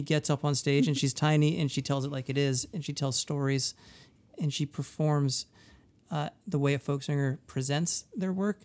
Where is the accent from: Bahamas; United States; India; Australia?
United States; Durham, New Hampshire; moved away; I grew up in Durham, New Hampshire.